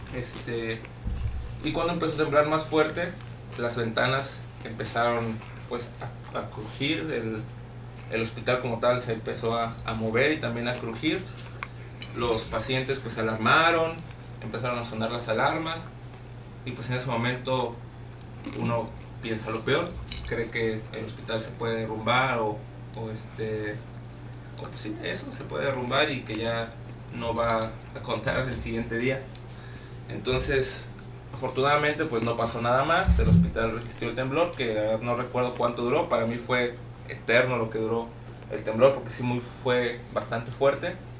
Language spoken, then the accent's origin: Spanish; Guanajuato, Mexico; moved away as an adult; also born or lived in Chiapas; yo soy de Guanajuato